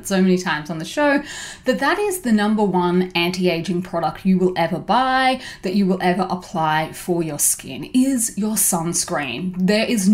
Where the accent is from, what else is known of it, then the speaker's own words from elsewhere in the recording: Brisbane, Queensland, Australia; moved away as an adult; now in Korea; I actually lived in a part of Brisbane, which is my hometown